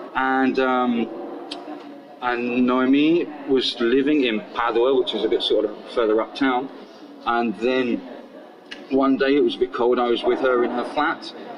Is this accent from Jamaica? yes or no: no; Portsmouth, South East England, United Kingdom; also born or lived in Girona; now in Barcelona, Spain; I'm originally from Portsmouth in England.